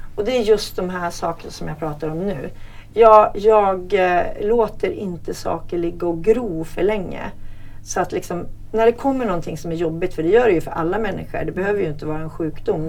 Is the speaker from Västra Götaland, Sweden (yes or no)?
no; Hälsingland, Gävleborg County, Sweden; moved away; Hälsingland där jag kommer ifrån